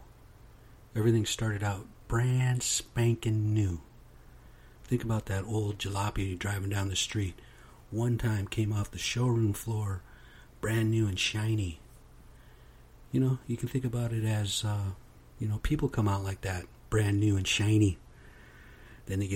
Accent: United States; I am American Indian, straight off the reservation

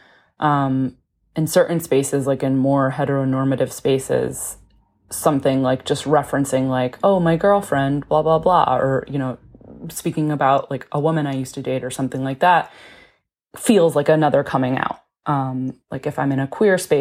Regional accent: Connecticut, United States; moved away as an adult; now in Brooklyn, United States; I'm from Connecticut. I live in Brooklyn, New York

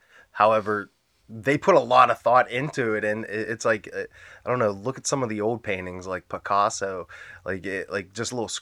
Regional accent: North Huntingdon, Pennsylvania, United States; It was in North Huntington

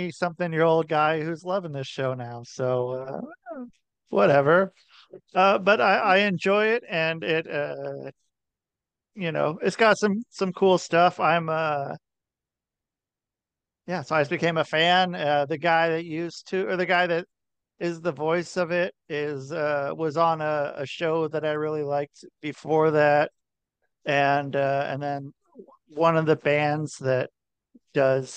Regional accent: Oregon, United States; also born or lived in Ohio; now in Connecticut, United States; I would say I'm from Oregon, if I had to say something. I lived in Oregon most of my life. So I would say that. I was born in Ohio.

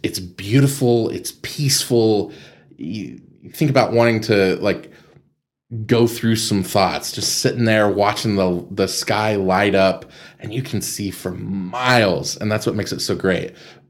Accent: Amarillo, Texas, United States; also born or lived in Las Vegas; I grew up in Estacado

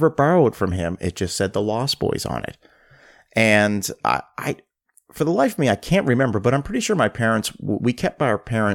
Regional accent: Halifax, Nova Scotia, Canada; growing up in Halifax, Nova Scotia

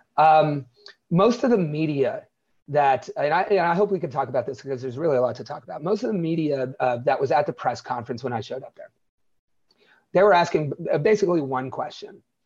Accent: Wellsville, Ohio, United States; Where I grew up, Wellsville, is thirty-five hundred people

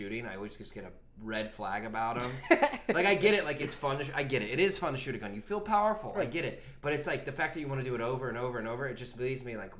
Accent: Virginia, United States; I'm from Virginia

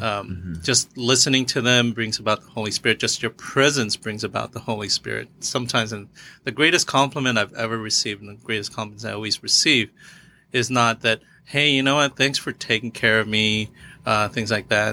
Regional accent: Philippines; I'm Filipino

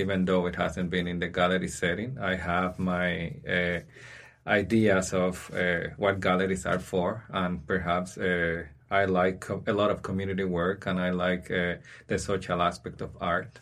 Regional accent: San Juan, Puerto Rico; moved away as an adult; now in Saskatchewan, Canada; I came here 14 years ago, and I was born in the Caribbean, in San Juan, Puerto Rico

